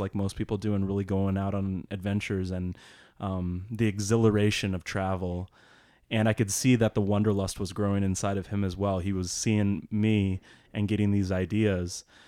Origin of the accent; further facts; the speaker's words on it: Papillion, Nebraska, United States; I am from Papillion, Nebraska, and I am a world traveler.